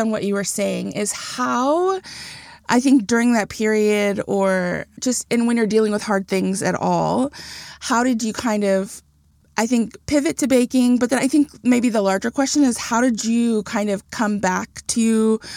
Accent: Texas, United States; I'm so proud to have been born and raised here

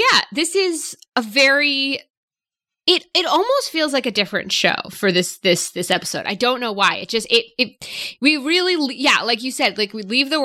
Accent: Brookline, Massachusetts, United States; I'm from Brookline, Massachusetts.

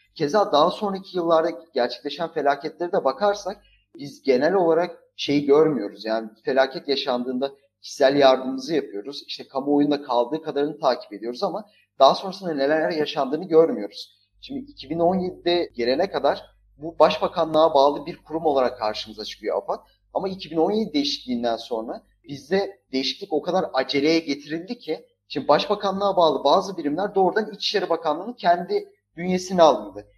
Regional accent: Lüleburgaz, Kırklareli, Turkey; ben Lüleburgaz'da doğup büyüdüm.

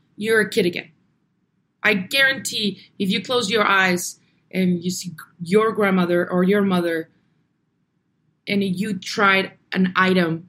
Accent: Navojoa, Sonora, Mexico; now in Tucson, United States; I was born here in Tucson, and we grew up in Navojoa, Sonora.

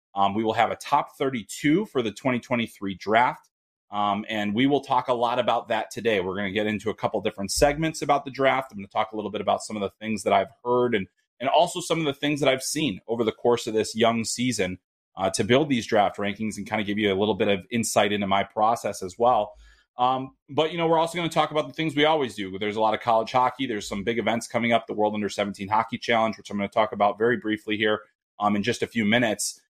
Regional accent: Minnesota, United States; we are very insular in Minnesota, 'cause I'm Minnesotan

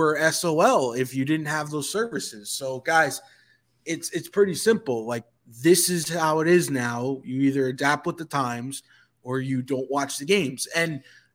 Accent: New York, United States; now in Atlanta, United States; although I reside in Atlanta now, I grew up in New York and am a Yankees fan

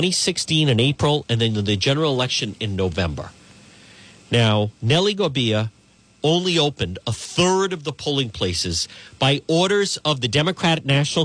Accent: Cranston, Rhode Island, United States; someone I grew up with in New Edgewood, former Cranston Mayor Steve Laffey.

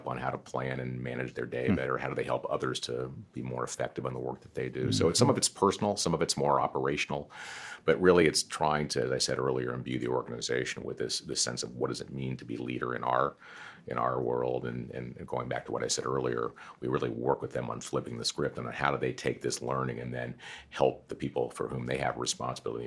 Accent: United States; I'm very lucky to be born in America when I was born in America

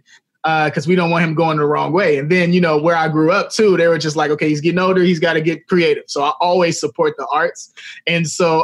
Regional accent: Chicago, Illinois, United States; I'm from Chicago

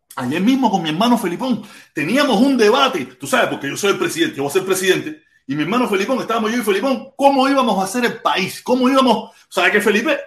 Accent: Pinar del Río, Cuba; moved away; yo soy pinareño

